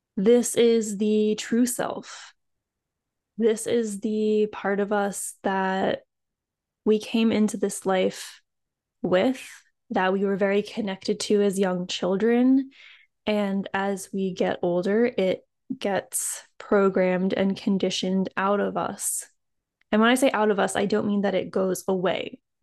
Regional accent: East Coast, United States; somewhere in North America, like, I grew up on the East Coast

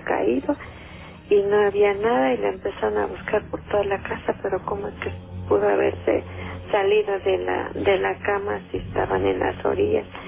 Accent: Rayón, Chiapas, Mexico; also born or lived in Benito Juárez, Mexico City; now in Mexico City, Mexico; yo soy del estado de Chiapas. Ajá. soy de un lugar que se llama Rayón Chiapas. Sí allá, este, cuando, bueno, cuando yo era niña

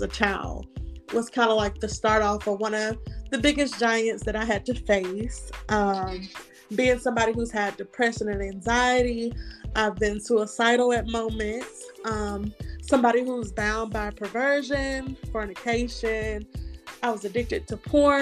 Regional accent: Montgomery, Alabama, United States; I'm from Montgomery, Alabama.

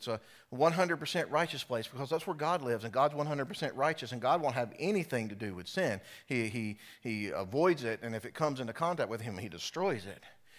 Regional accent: South Carolina, United States; For me, growing up in South Carolina, Carowinds was our amusement park.

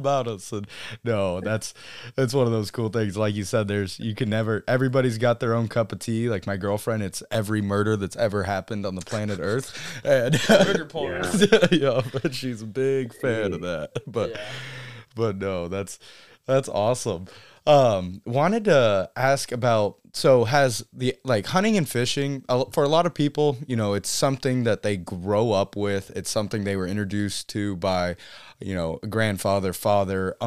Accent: Central Texas, United States; moved away as an adult; also born or lived in Kodiak Island, Alaska; now in Alaska, United States; I was born on Kodiak Island, but we moved down to Central Texas before I turned, one, right there at like 10, 11 months or so, and grew up hunting and fishing down there

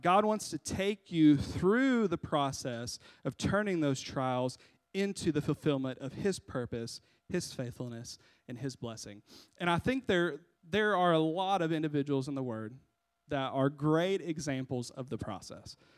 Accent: United States; We, as Americans

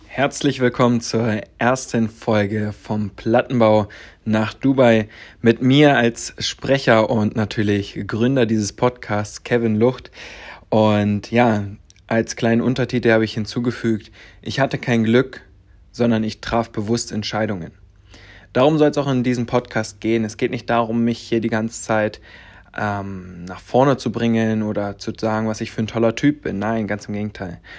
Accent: Viļāni, Latvia; moved away; also born or lived in Stendal, Saxony-Anhalt, Germany; Als ich drei Monate alt war, bin ich dann nach Lettland gefahren worden, sagen wir es mal so, und bin dann die kommenden Jahre in Lettland aufgewachsen

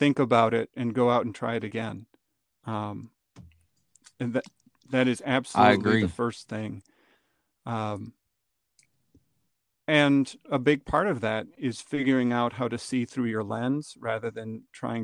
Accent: northern Wisconsin, United States; now in Chicago, United States; I grew up in northern Wisconsin

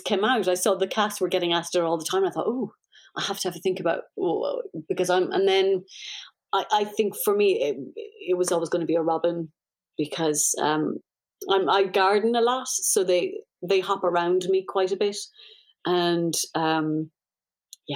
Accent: Ireland; being Irish

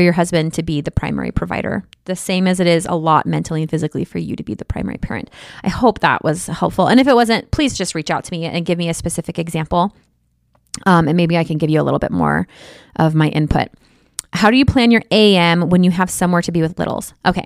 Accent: Midwest, United States; I'm from the Midwest

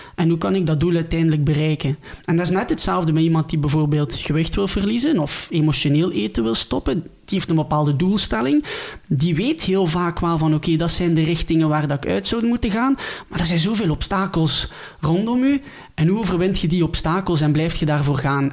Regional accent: near Ghent, Flanders, Belgium; ik ben afkomstig uit België, bij Gent

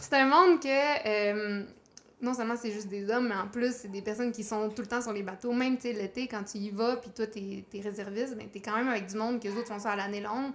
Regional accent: Chicoutimi, Quebec, Canada; je suis originaire du Saguenay. OK. De Chicoutimi.

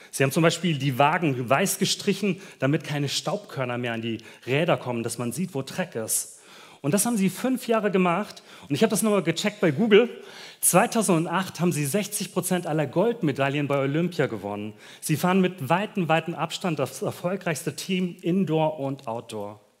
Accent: Germany; Du, wir als Deutsche können uns überhaupt nicht vorstellen, wie weit das voneinander ist.

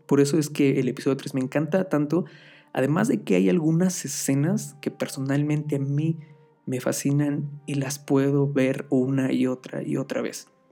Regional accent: Mexico; Aquí soy de México

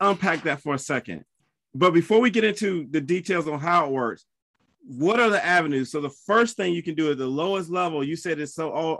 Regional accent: South Carolina, United States; I'm from South Carolina.

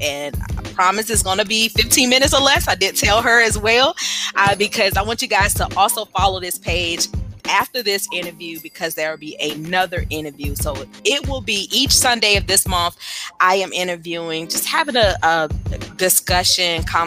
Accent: Windsor, North Carolina, United States; Windsor, North Carolina is my hometown

